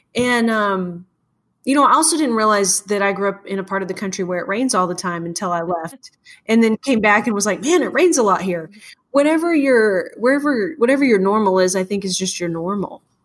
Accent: Morton, Washington, United States; also born or lived in Ellensburg, Washington; I grew up in Morton which is the west side of the state which is very green very lush

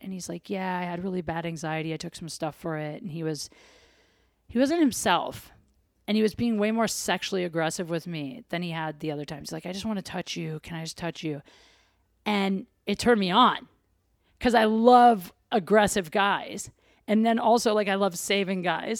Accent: Ohio, United States; I'm from Ohio.

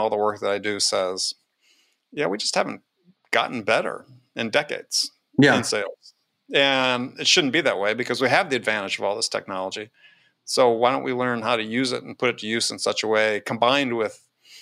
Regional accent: Wisconsin, United States; I grew up in Wisconsin.

